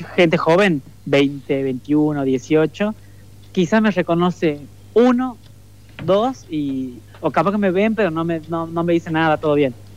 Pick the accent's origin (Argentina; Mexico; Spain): Argentina; Leales, Tucumán; moved away as an adult; now in Buenos Aires, Argentina; en el pueblito, en Leales, donde yo nací